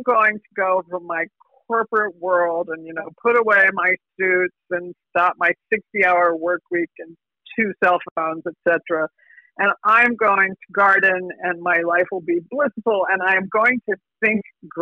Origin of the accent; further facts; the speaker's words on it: New Jersey, United States; I'm from New Jersey